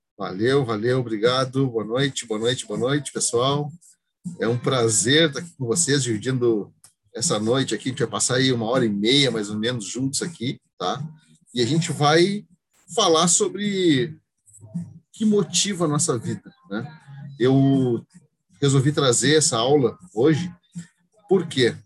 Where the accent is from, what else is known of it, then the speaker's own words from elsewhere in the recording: Rio Grande, Rio Grande do Sul, Brazil; Eu sou aqui de Rio Grande